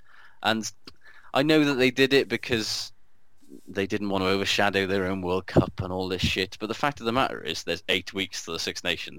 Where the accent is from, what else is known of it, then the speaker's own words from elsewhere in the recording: Wales, United Kingdom; because I'm Welsh